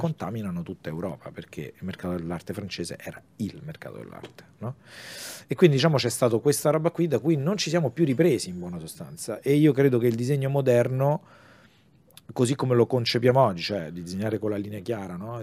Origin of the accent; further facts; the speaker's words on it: Rome, Lazio, Italy; io sono di Roma